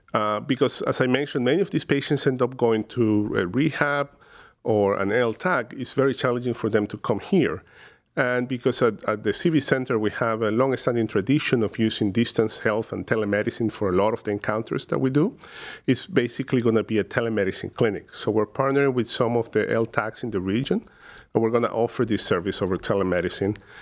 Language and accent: English; Caracas, Capital District, Venezuela; moved away as an adult; now in Cleveland, United States; originally from, uh, Caracas, uh, Venezuela, where I completed my medical training.